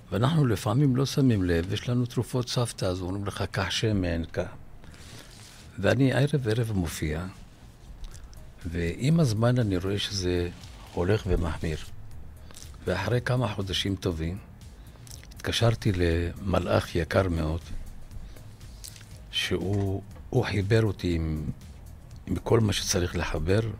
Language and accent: Hebrew; Jerusalem, Jerusalem District, Israel; ואני כירושלמי לא רציתי ש... לצער אנשים